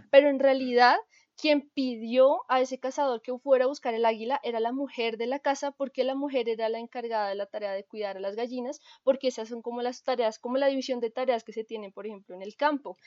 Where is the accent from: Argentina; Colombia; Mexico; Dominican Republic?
Colombia; nosotros como colombianos